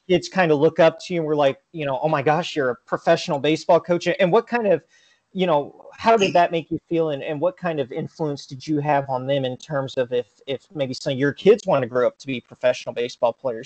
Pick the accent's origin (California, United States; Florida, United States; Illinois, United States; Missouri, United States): Missouri, United States; Willard; I grew up in a town uh, of 6,000 called uh, Willard, Missouri, just outside